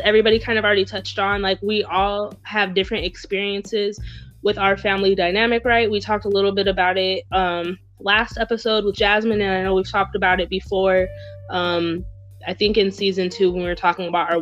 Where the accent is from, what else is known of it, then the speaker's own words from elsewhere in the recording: the South, United States; growing up in the South with family, which is where I'm from